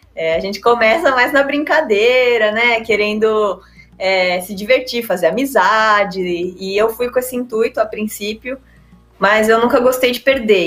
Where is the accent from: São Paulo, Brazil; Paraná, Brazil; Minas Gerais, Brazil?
São Paulo, Brazil; also born or lived in France / Poland; eu tenho 31 anos, sou paulista